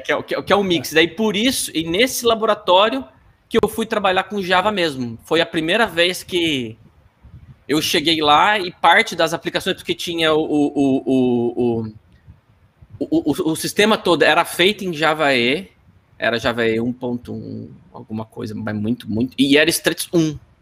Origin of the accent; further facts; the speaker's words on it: Apucarana, Paraná, Brazil; moved away as an adult; also born or lived in Londrina; eu sou de Apucarana do Paraná